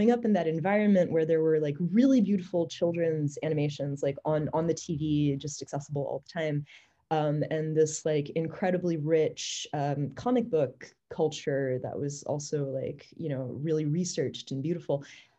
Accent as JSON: {"language": "English", "town": "Paris", "region": "Île-de-France", "country": "France", "tie": "born or raised there", "said": "So I grew up in Europe for the most part, and we were in Paris at the time."}